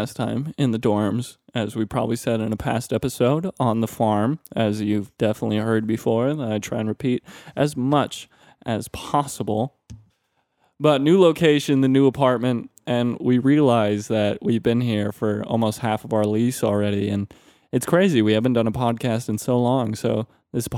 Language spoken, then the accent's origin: English; Minnesota, United States; moved away; my home state of Minnesota